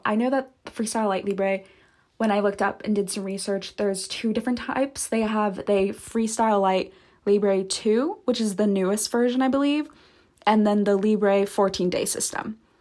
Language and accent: English; Santa Barbara, California, United States; moved away; I'm actually currently back at home right now, like my hometown, the Santa Barbara, California